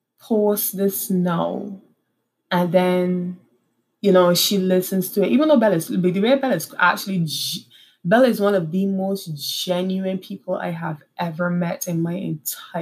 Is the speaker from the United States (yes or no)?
no; Barbados; moved away as an adult; also born or lived in Trinidad; now in Trinidad and Tobago